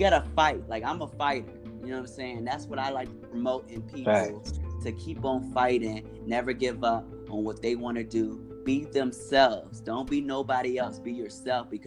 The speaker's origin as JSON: {"language": "English", "town": "Richmond", "region": "Virginia", "country": "United States", "also_born_or_lived": "California / New York", "said": "where I'm from is from Richmond, you know what I'm saying? Richmond, Virginia"}